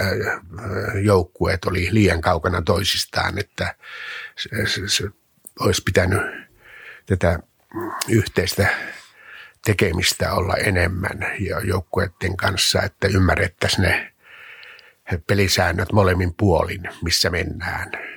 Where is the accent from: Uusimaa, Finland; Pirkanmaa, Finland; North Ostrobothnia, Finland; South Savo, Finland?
South Savo, Finland; Mikkeli; Mikkelin maalaiskunnassa, noin 30 kilometriä Mikkelin kaupungista, Pajulan kylässä.